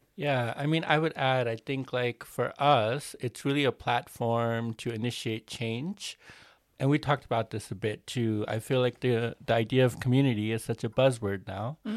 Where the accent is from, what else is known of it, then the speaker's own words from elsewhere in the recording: United States; I grew up in New Jersey and New York